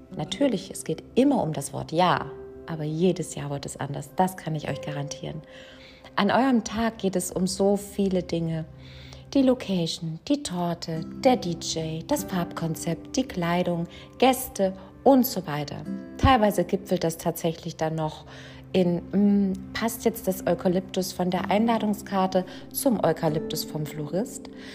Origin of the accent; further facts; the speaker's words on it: Mannheim, Baden-Württemberg, Germany; Ich komme aus Mannheim